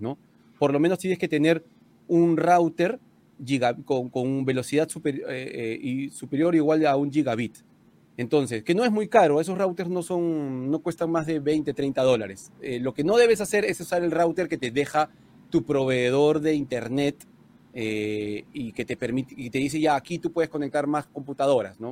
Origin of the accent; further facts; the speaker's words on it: Peru